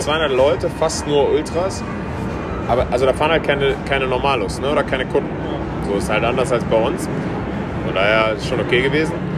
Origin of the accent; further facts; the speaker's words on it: Cologne, North Rhine-Westphalia, Germany; als Kölner